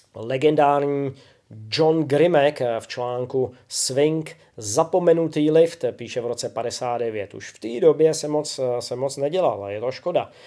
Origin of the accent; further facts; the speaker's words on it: Czechia; Občas učím i u nás doma v Čechách a, a na Slovensku